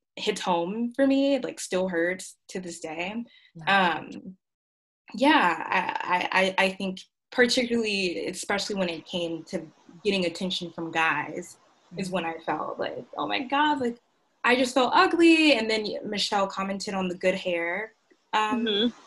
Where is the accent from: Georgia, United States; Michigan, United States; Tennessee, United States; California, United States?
Georgia, United States; Augusta; I grew up in Augusta, Georgia, um, South Augusta.